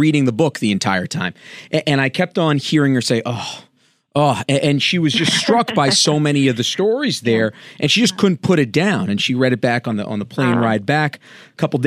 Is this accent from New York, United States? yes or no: yes; New York, United States; born and raised in America and New York